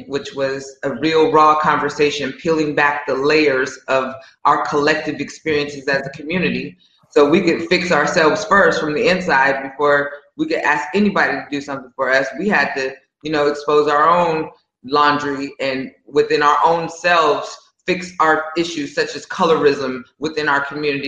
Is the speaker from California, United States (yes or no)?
yes; San Jose, California, United States; moved away as an adult; also born or lived in Atlanta, Georgia; now in Puerto Rico; I'm from San Jose, California. So I grew up pretty liberal.